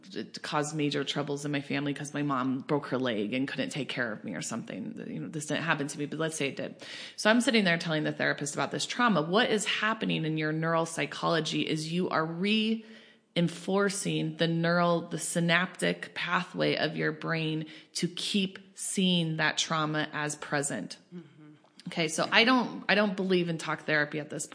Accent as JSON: {"language": "English", "region": "Colorado", "country": "United States", "tie": "born or raised there", "said": "I grew up in Colorado"}